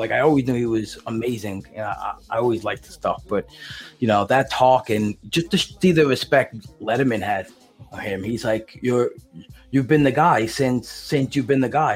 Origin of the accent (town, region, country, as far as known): New York City, New York, United States